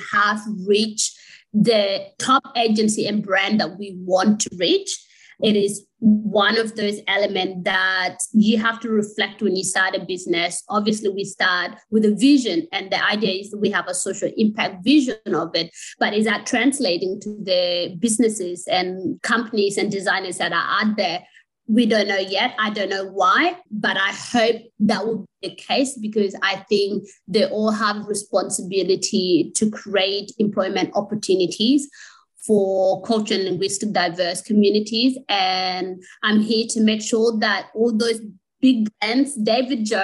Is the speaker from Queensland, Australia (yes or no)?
no; Sydney, New South Wales, Australia; also born or lived in refugee camp (birthplace); I was raised up in Western Sydney